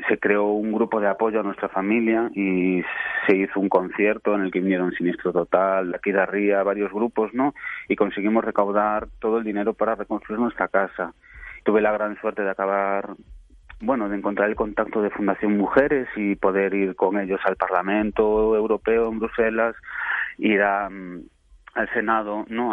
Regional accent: Venezuela; moved away; yo y mi hermana nacimos en Venezuela

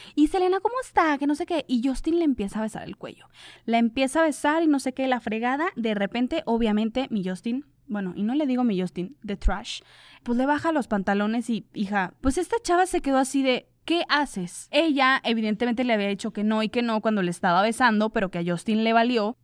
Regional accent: Comarca Lagunera, Mexico; aquí de donde soy yo, de la comarca lagunera

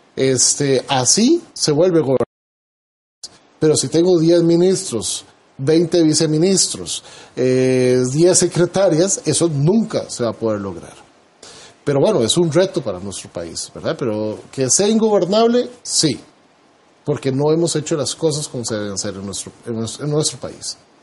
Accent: Costa Rica; nosotros como costarricenses

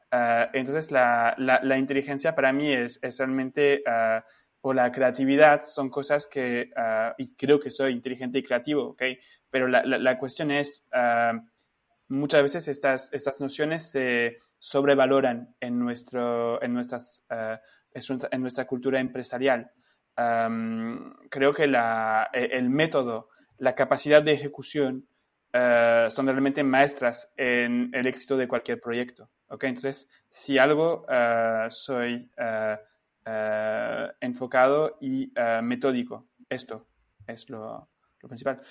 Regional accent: France; yo tengo como francés y, europeo

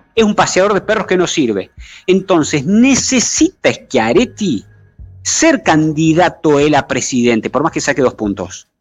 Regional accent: Río Negro, Argentina; yo soy renegrino, así que no soy cordobés

